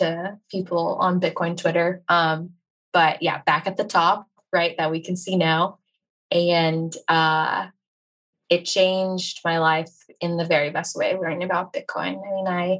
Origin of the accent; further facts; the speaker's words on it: United States; I'm from America